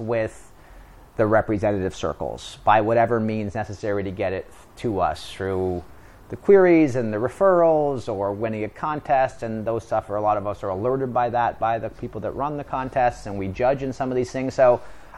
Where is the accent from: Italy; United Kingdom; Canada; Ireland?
Canada; moved away as an adult; now in Los Angeles, United States; I'm from Canada.